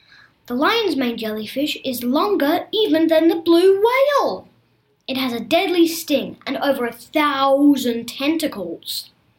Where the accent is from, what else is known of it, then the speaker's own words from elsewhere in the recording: Australia; It lives in the waters of northern Australia, where I come from. Sort of. Well, I was born in Australia.